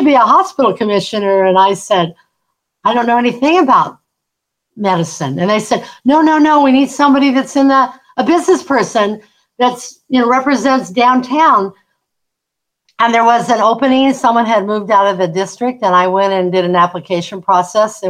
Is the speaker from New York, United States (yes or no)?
no; Seattle, Washington, United States; also born or lived in Illinois / Anacortes, Washington; I was born in Illinois, and my folks decided that when I was a baby that they weren't going to raise their children in the Midwest. They were going west. So we landed in Seattle, and I grew up in the Seattle area